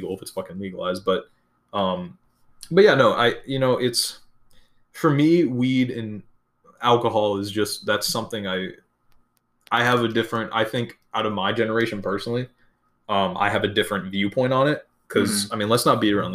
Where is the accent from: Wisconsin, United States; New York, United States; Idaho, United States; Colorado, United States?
Wisconsin, United States; moved away; I'm originally from Wisconsin